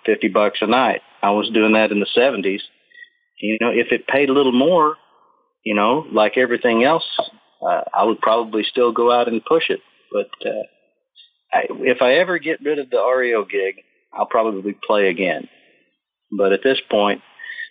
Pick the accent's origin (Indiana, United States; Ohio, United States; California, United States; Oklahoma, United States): Oklahoma, United States; moved away; also born or lived in Boulder, Colorado; I grew up in Oklahoma and kind of a hick